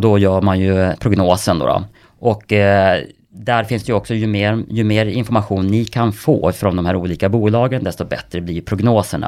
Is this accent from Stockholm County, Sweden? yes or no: no; Kramfors, Västernorrland County, Sweden; Kramfors där jag kommer ifrån